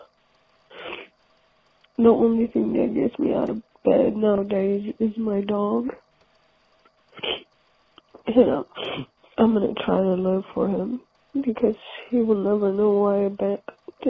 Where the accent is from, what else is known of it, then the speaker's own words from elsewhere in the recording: Ethiopia; moved away; So I grew up in Ethiopia